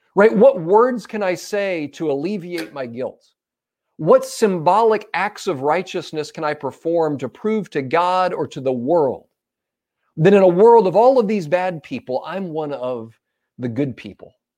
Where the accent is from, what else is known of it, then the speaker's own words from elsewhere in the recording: United States; as a pastor, as a husband, as a father, as an American